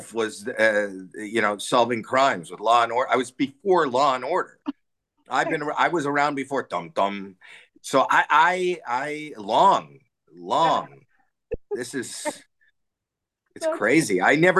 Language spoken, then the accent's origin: English; Canada; growing up in Canada